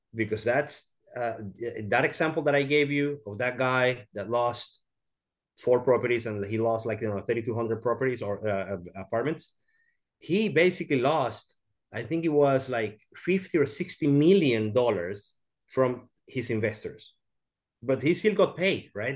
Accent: Venezuela; now in Houston, United States; I am from Venezuela. I live in Houston, Texas

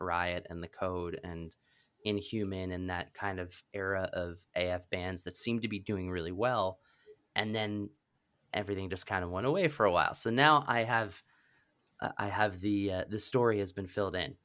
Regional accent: Pennsylvania, United States; I grew up in Pennsylvania

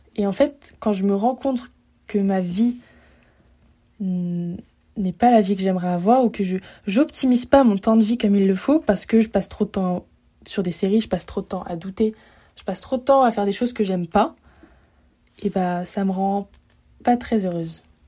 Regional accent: Lyon, Auvergne-Rhône-Alpes, France; moved away as an adult; now in Montreal, Canada; à la base, je viens de Lyon

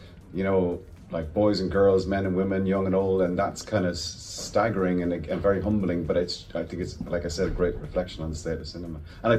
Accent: Ireland; I'm really proud Irishman. I have to say that. Of course I am. It means a lot to me, you know, to be Irish.

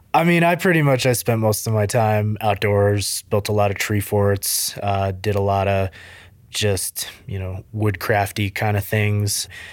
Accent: central Vermont, United States; So I grew up in Vermont, a tiny little town. People might be familiar with Rutland, Vermont, Killington, Vermont, that area, central Vermont.

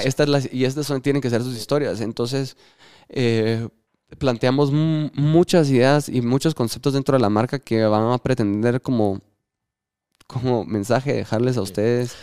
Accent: Guatemala; los guatemaltecos estamos

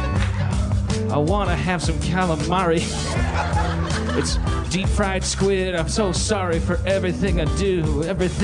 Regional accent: Wisconsin, United States; I'm from Wisconsin

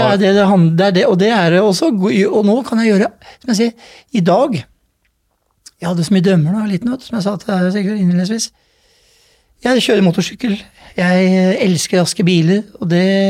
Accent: Oslo, Norway; Jeg vokste opp i Groruddalen, på Stovner.

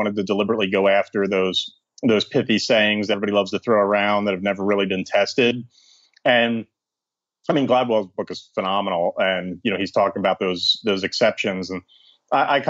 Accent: southern New Jersey, United States; moved away as an adult; also born or lived in Philadelphia, Pennsylvania; I was born in Philadelphia, Pennsylvania, and I grew up in southern New Jersey, just outside Philadelphia

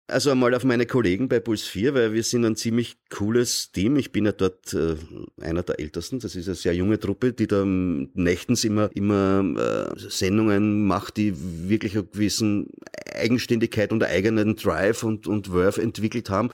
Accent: Austria; ich sehe das als Österreicher, ja, äh, und nicht als Amerikaner.

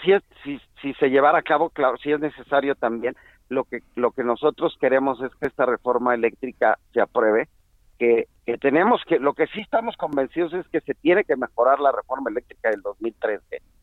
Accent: Mexico; nosotros como mexicanos

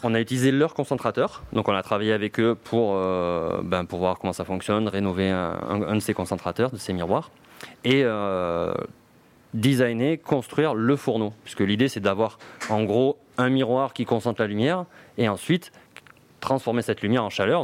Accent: Marseille, Provence-Alpes-Côte d'Azur, France; je suis Marseillais

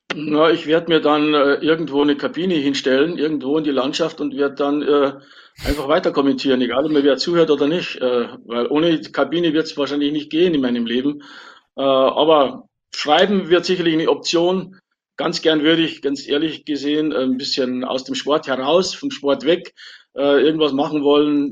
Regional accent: Wolfratshausen, Bavaria, Germany; meine Heimatstadt Wolfratshausen

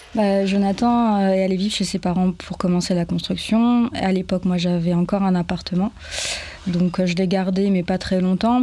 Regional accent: French Guiana; moved away as an adult; also born or lived in Bordeaux / Marseille / Paris; now in France; j'ai grandi en Guyane, moi j'ai toujours été habituée à être proche de la nature

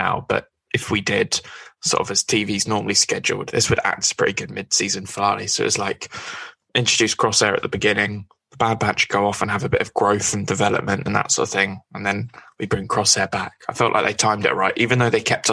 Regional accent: Scotland, United Kingdom; My accent does let me down. I am Scottish, so it was a good night to be Scottish

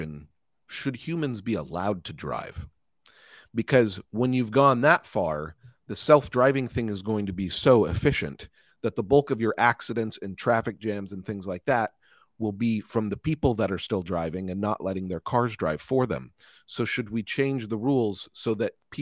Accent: California, United States; As a Californian

